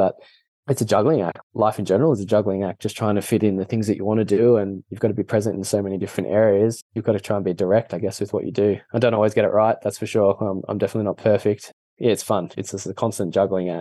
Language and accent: English; Australia; accent: weird Australian; being Australian, we're just pretty chilled